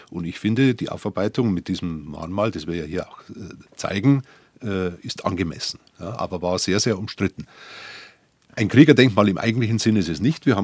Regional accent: Dachau, Bavaria, Germany; Und ich kann dazu sagen, ich bin ja aus Dachau und war äh, auch zehn Jahre Kreisheimabpfleger von Dachau

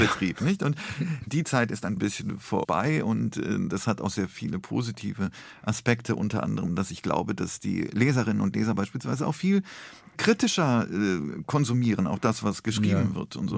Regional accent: Rhineland-Palatinate, Germany; also born or lived in Poland / Koblenz; ich bin ja im Rheinland groß geworden.

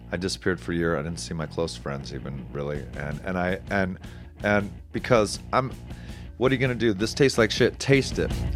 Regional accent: Palm Desert, California, United States; I'm from Palm Springs area, Palm Desert

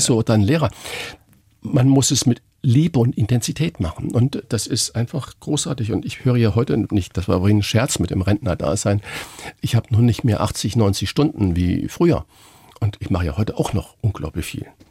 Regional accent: Saarland, Germany; moved away as an adult; now in Hamburg, Germany; ich bin gebürtiger Saarländer.

